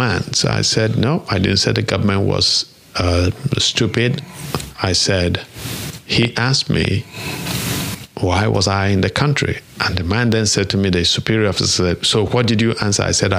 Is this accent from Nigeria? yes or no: yes; Nigeria; moved away; I said, you don't ask a Nigerian why he's in this country. This is my country.